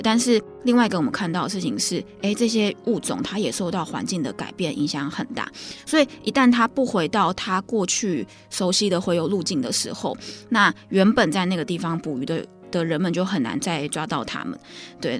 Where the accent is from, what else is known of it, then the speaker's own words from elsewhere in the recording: Taiwan; 我们台湾人